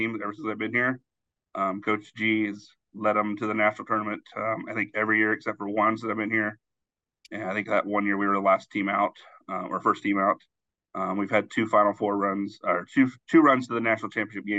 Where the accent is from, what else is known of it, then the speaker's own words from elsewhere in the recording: Southwest Kansas, United States; now in Fremont, United States; Growing up in Southwest Kansas, I had no experience in hockey whatsoever